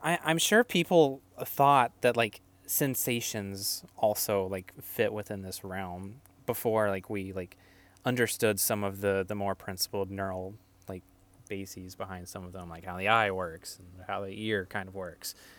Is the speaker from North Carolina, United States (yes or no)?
yes; North Carolina, United States; moved away; also born or lived in Maryland; from North Carolina, was born in South Carolina, but raised in North Carolina most of my life